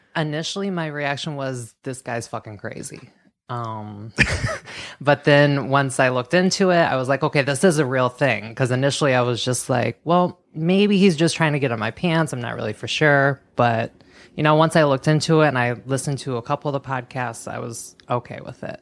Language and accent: English; Michigan, United States; I grew up in Michigan, very small farming town